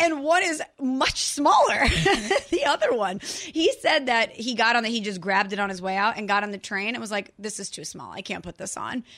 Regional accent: St. Louis, Missouri, United States; moved away; I'm from Saint Louis

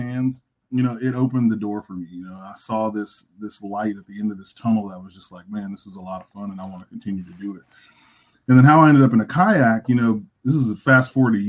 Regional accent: Temple, Texas, United States; now in Dallas, United States; I'm originally from Central Texas, down in Temple. I live in Dallas, in one of the northeastern suburbs of Dallas.

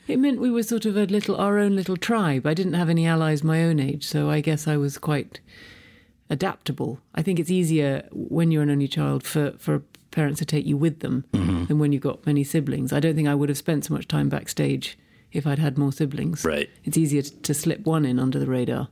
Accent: London, United Kingdom; I was born and raised in London

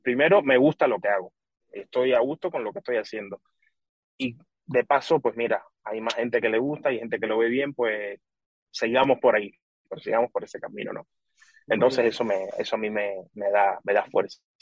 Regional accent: Pinar del Río, Cuba; born or raised there; now in Spain

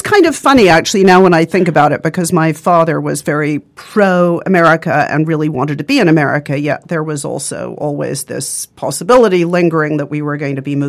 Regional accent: California, United States; also born or lived in New Jersey; I was born in New Jersey. {S0} Oh, {S1} I lived {S0} right. {S1} there for 5 weeks, and then I was brought up in California.

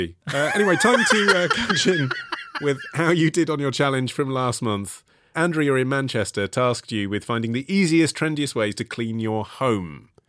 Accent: Canada; caused me great spiritual pain as a Canadian. Here in Canada, cedar plank salmon is practically a national dish.

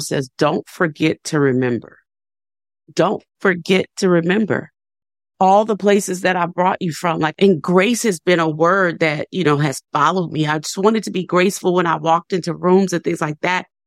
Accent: New Orleans, Louisiana, United States; now in Nashville, United States; I'm from New Orleans, and I have two sisters that were still living there

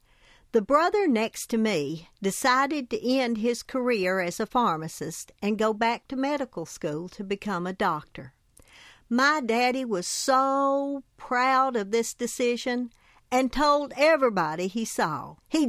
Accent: Tennessee, United States; I grew up in Hancock County in Upper East Tennessee in the foothills of the Smoky Mountains. My parents were tobacco-chewing farmers with eighth-grade educations. They nurtured me in all the Appalachian traditions.

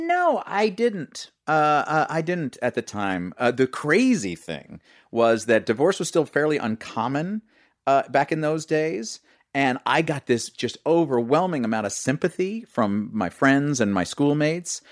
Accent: New York City, New York, United States; I grew up in New York City.

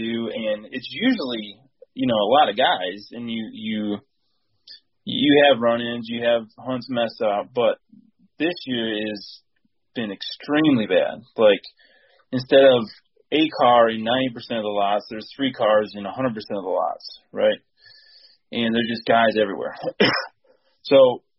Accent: Lapeer, Michigan, United States; now in Chesaning, United States; So I'm from mid-Michigan. Right now I live in Chesning, but I grew up in Lapeer area, so mid-Michigan area

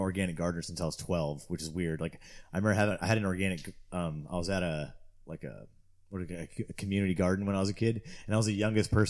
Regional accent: Torrance, California, United States; moved away as an adult; also born or lived in Quincy, California / Humboldt, California; I grew up in Southern California in Torrance, which is just south of the airport in LA kind of.

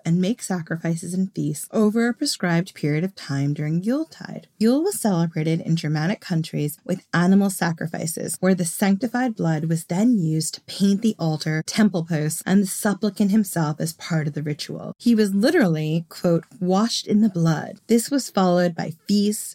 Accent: Long Island, New York, United States; I grew up on Long Island

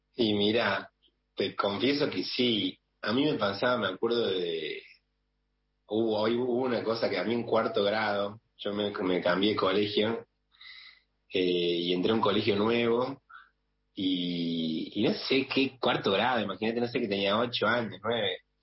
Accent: Córdoba, Argentina; now in Buenos Aires, Argentina; yo siendo cordobés acá en Buenos Aires

